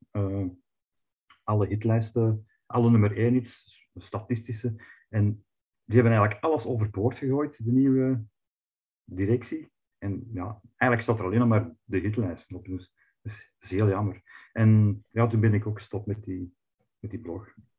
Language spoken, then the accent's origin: Dutch; Flanders, Belgium